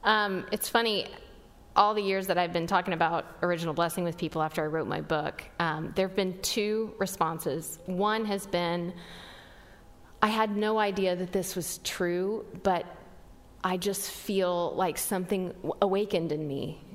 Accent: West Texas, United States; I grew up in West Texas

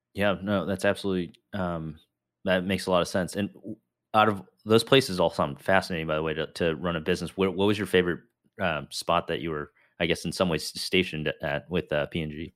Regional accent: Chicago, Illinois, United States; I grew up in, uh, the northern suburbs of Chicago

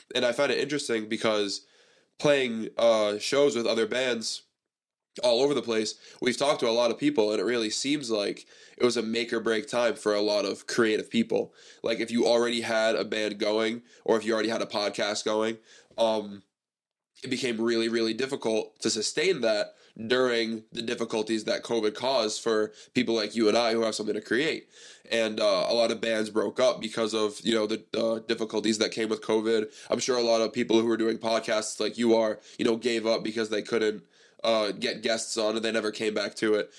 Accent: Seekonk, Massachusetts, United States; also born or lived in East Providence, Rhode Island / Pawtucket, Rhode Island / Cranston, Rhode Island; I grew up in Seekonk. I have all these friends in Seekonk

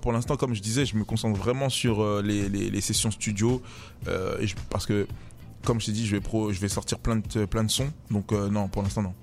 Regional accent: Paris, Île-de-France, France; Paris, voilà, Paris c'est très grand. Et ouais, euh, je viens de Paris

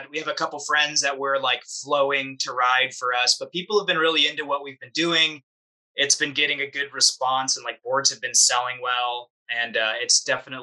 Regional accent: San Diego, California, United States; growing up in San Diego

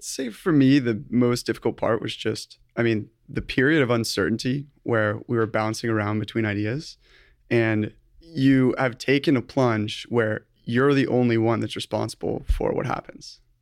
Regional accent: Newport Beach, California, United States; also born or lived in Berkeley; I was born and raised in Newport Beach

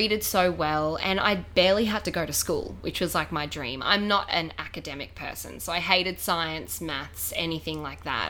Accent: Gold Coast, Queensland, Australia; also born or lived in Tasmania; When I was 4, we moved up to the Gold Coast from Tasmania. And I absolutely loved it here from the get-go, and I've been here

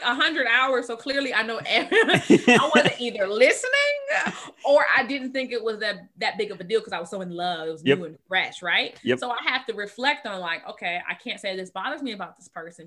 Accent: Michigan, United States; we're from Michigan

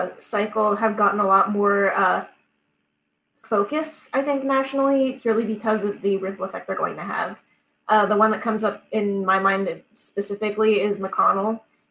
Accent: Kansas, United States; it's very easy to say, okay, I'm from Kansas, so the really only important people to vote for are the senators from Kansas

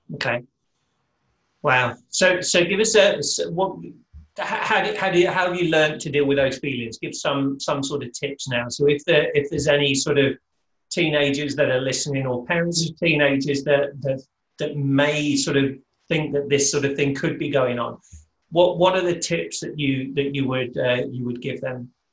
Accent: United Kingdom; I'm British

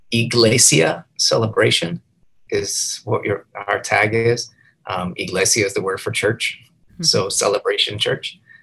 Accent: New Orleans, Louisiana, United States; I'm from New Orleans, here in Louisiana. My parents are from Canada, and my sister and I are the first born in the United States.

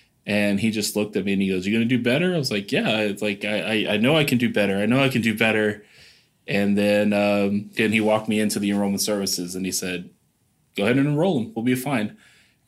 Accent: Belton, Texas, United States; moved away as an adult; now in San Antonio, United States; I'm originally from Belton, Texas

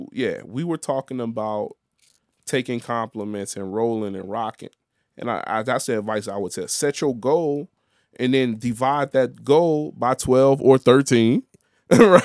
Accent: Chicago, Illinois, United States; I'm the Chicago dude till I'm in Chicago. Then I'm in Chicago, I'm the Haitian dude

